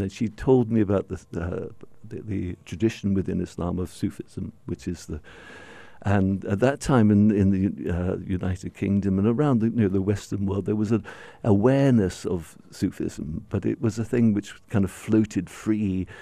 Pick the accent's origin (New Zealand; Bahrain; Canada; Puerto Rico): Bahrain; the only significant place for people like myself growing up in Bahrain was Sharjah